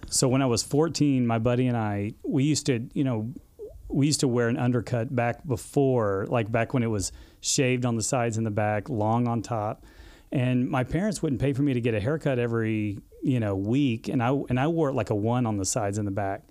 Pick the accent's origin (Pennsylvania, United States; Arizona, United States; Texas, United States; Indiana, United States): Texas, United States; Dallas; also born or lived in Odessa, Texas; I grew up in Texas in the suburbs, and um, you know moved around a little bit with my dad.